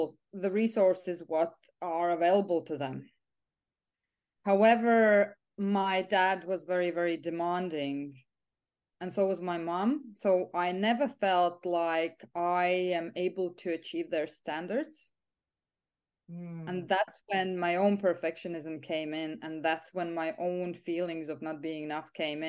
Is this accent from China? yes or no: no; Riga, Latvia; also born or lived in England / Italy; now in Ireland; I'm originally from Latvia, from Riga, Europe. But I'm quite of an expat, so I lived in England, I lived in Italy, I lived in Ireland.